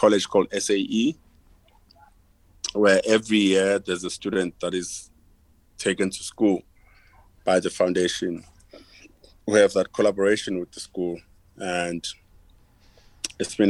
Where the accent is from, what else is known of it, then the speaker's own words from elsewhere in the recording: South Africa; growing up in Africa